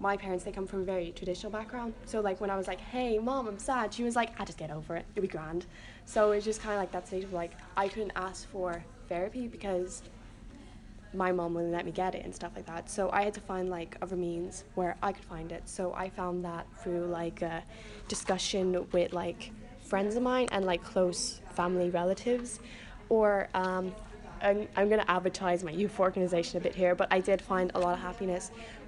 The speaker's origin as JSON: {"language": "English", "country": "Ireland", "said": "I come from Ireland."}